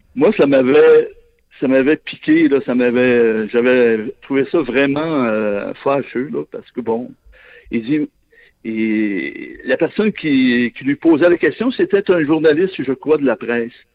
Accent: Saguenay, Quebec, Canada; moi, je viens de là, je suis originaire du Saguenay

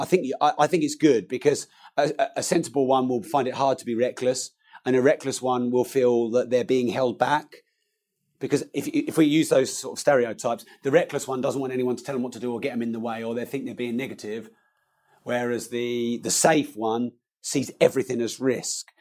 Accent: Peterborough, East of England, United Kingdom; I'm from Peterborough, where prices are a lot lower

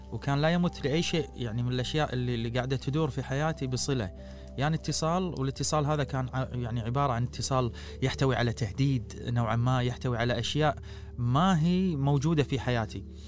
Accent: Kuwait; accent: Kuwaiti; انا قاعد قاعد اتحكى كويتي

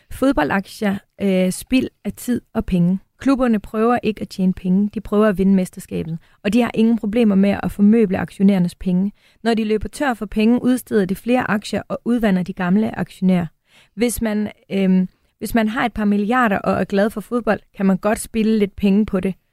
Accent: Aarhus, Central Denmark Region, Denmark; Mikkel, øh, jeg er også Aarhusianer.

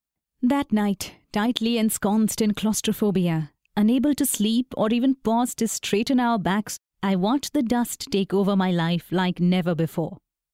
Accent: Kanpur, Uttar Pradesh, India; born there; I was born in Kanpur, about 400 kilometers away from the capital, where dust was an intrinsic part of our everyday life.

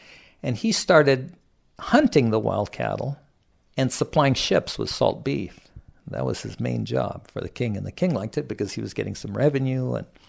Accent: South Kona, Hawaii, United States; And I was raised in South Kona at a portion of that ranch that my dad managed.

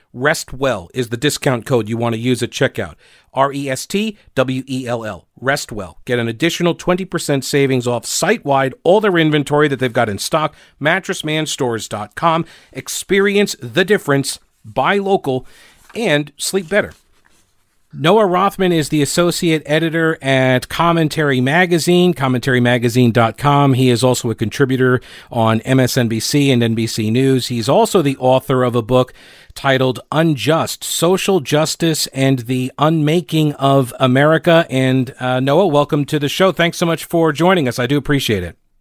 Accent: New York City, New York, United States; moved away; I'm, I'm originally from New York, and I thought the world revolved around New York City as well. And then I left New York thirty years ago

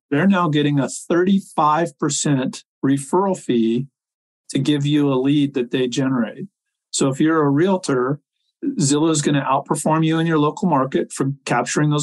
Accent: Silicon Valley, California, United States; I grew up in Silicon Valley

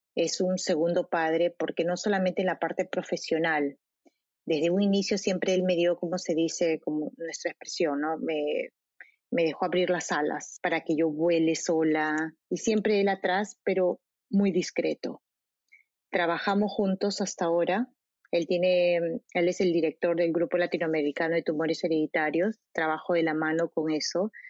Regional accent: Lima, Peru; moved away; also born or lived in São Paulo, Brazil; Lima, soy de Lima.

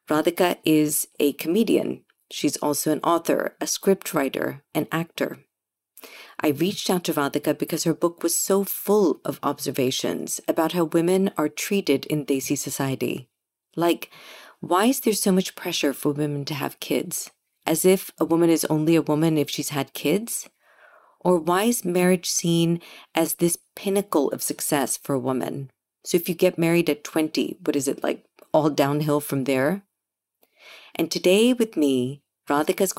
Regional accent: United States; Growing up in America

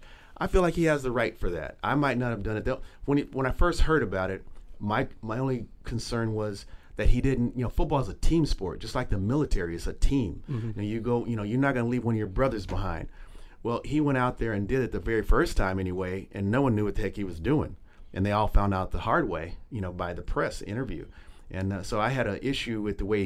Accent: Los Angeles, California, United States; I grew up in Los Angeles with the Rams. As a kid

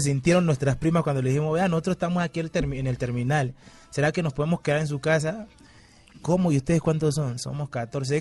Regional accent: Timbiquí, Cauca, Colombia; now in Cali, Colombia

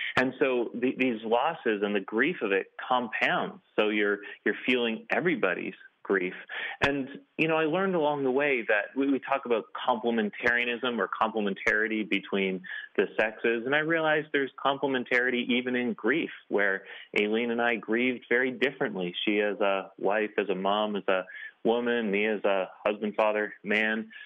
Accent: Canada; here in Canada.

